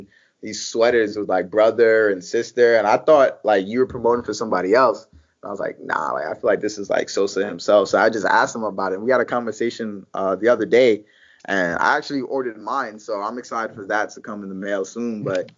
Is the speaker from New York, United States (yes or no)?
yes; New York, United States; I'm from New York, you know, so we grew up different